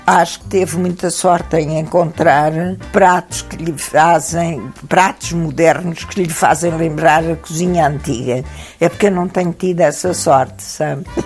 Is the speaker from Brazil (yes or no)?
no; Alentejo, Portugal; sou um produto do grão, sou alentejana